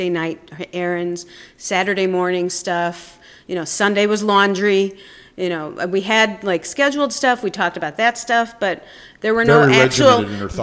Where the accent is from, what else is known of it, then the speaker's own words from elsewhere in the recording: Chicago, Illinois, United States; also born or lived in Israel; now in Oaklake Trails Naturist Park; I was born in Israel. I was raised in Chicago.